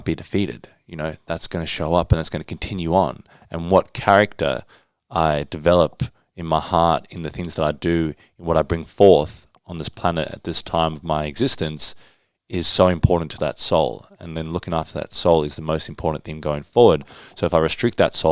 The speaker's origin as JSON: {"language": "English", "town": "Johannesburg", "region": "Gauteng", "country": "South Africa", "tie": "born or raised there", "moved": "yes", "said": "I was born in Johannesburg"}